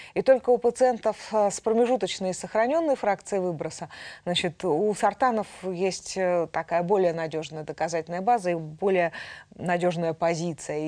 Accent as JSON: {"language": "Russian", "region": "Altai Krai", "country": "Russia", "tie": "born or raised there", "moved": "yes", "lives_now": "Moscow, Russia", "said": "Я родилась в Алтайском крае."}